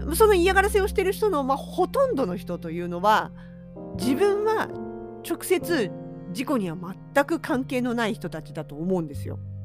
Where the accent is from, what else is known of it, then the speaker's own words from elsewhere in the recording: Hokkaido, Japan; 同じ北海道民として